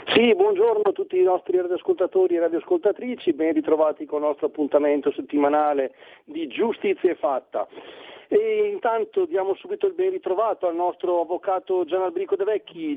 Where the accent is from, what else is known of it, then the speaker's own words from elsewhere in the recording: Brescia, Lombardy, Italy; io sono di Brescia e a Ghedi abbiamo gli americani